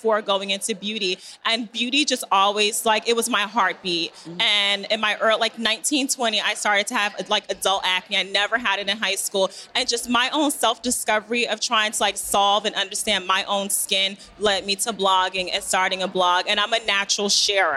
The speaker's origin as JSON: {"language": "English", "town": "Newark", "region": "New Jersey", "country": "United States", "tie": "born or raised there", "said": "I grew up in Newark, New Jersey."}